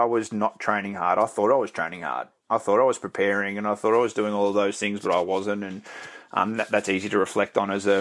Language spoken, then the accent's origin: English; Victoria, Australia; growing up in Victoria